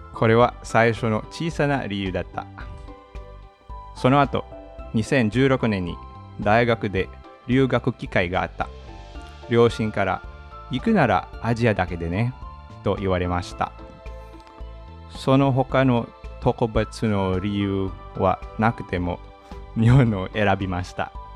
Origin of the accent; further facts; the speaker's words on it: Manila, Metro Manila, Philippines; Japanese is a second language; 出身はフィリピンのマニラで首都です。